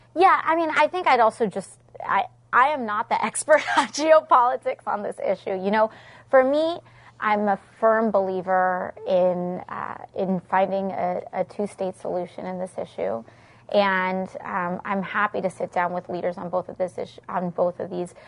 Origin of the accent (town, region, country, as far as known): New York City, New York, United States